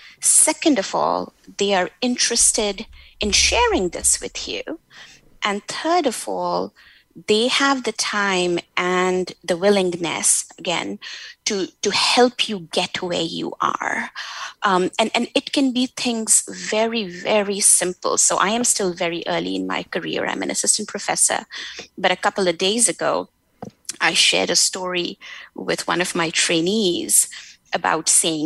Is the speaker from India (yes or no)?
yes; India; at least where I come from South Asia, from India, where you are always told, you know, again, to be nice, to work hard, to be humble